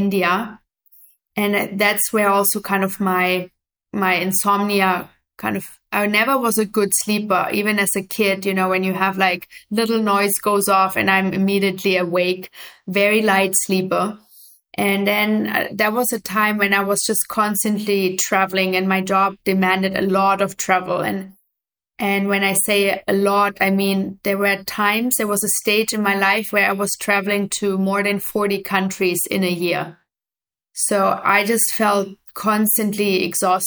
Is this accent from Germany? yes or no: yes; Germany; moved away as an adult; also born or lived in Afghanistan / New York; I grew up in Germany originally